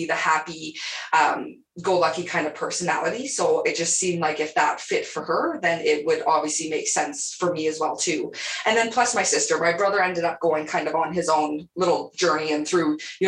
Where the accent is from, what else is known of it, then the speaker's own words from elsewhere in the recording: Calgary, Alberta, Canada; also born or lived in Lethbridge, Alberta; I've just been Calgary, you know, Alberta, pretty much. I was actually born in Lethbridge, Alberta